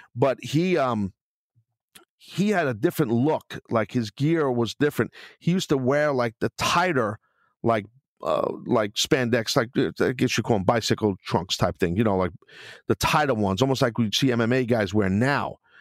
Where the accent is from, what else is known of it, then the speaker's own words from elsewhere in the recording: New York City, New York, United States; in Brooklyn, my hometown